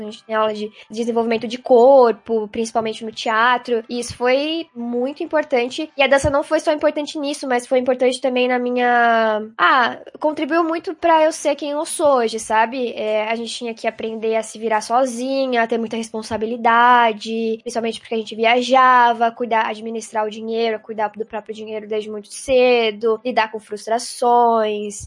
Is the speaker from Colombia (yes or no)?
no; Barra Velha, Santa Catarina, Brazil; also born or lived in Joinville; Eu nasci em Joinville, mas a gente morou sempre em Barra Velha, do ladinho